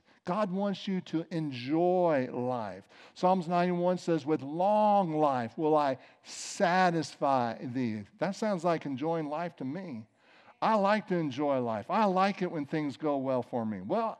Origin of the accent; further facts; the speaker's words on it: East St. Louis, Illinois, United States; you know, we grew up in several different places, but one of the places we grew up was in East St. Louis.